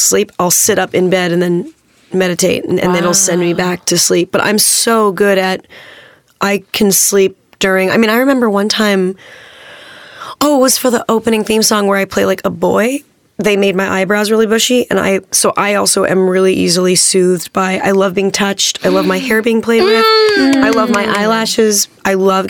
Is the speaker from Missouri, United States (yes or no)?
no; Manhattan Beach, California, United States; born or raised there